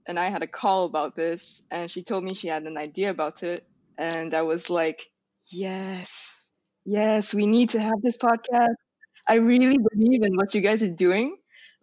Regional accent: Malaysia; moved away; I was actually starting from Malaysia, so it's like this kind of, I don't want to say small, but it's like a country in Southeast Asia

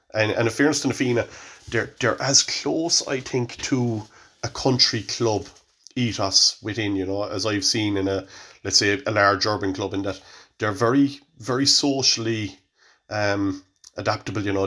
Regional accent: Cork, Munster, Ireland; moved away; also born or lived in Dublin; I'm from Cork, like, and I'm from Killian

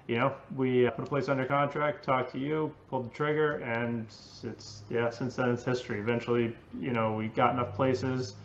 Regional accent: Cape Elizabeth, Maine, United States; also born or lived in Boston / Los Angeles; I grew up in Cape Elizabeth here in Southern Maine

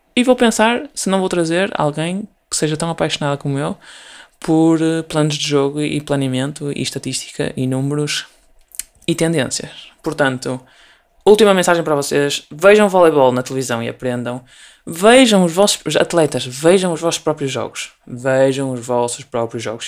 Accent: Portugal; sendo portuguesa

